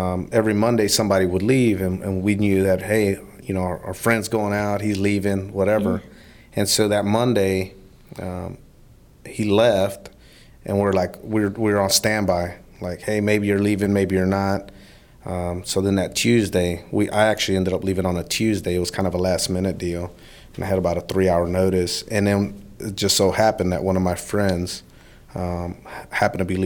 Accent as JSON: {"language": "English", "town": "Alvin", "region": "Texas", "country": "United States", "tie": "born or raised there", "said": "I'm from Alvin, and I grew up in Alvin, and, I've been there my entire life"}